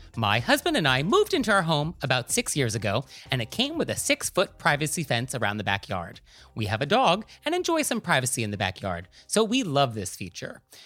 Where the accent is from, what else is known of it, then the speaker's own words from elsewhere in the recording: New York, United States; as a New Yorker